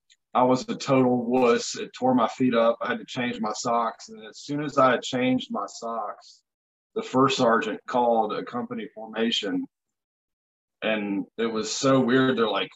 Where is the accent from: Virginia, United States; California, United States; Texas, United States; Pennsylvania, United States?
Virginia, United States; Blue Ridge Mountains; I'm 39 years old. I grew up in the Blue Ridge Mountains in Virginia.